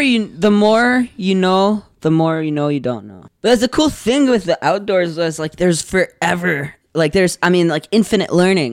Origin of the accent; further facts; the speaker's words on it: Gatineau, Quebec, Canada; moved away; I was born in Get, uh, in Gatineau, and yeah, Gatineau is, it's pretty nice.